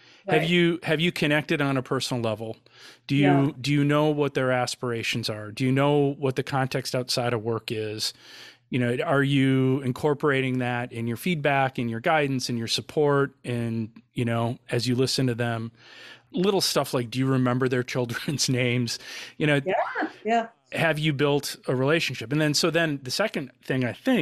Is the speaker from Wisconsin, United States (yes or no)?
yes; Wisconsin, United States; I'm from Wisconsin